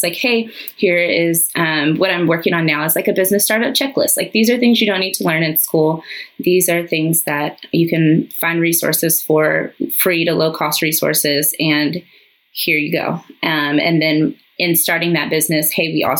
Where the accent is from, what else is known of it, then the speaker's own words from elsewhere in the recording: San Antonio, Texas, United States; moved away as an adult; now in Dallas, United States; I'm from San Antonio. I live in Dallas for the last 8 years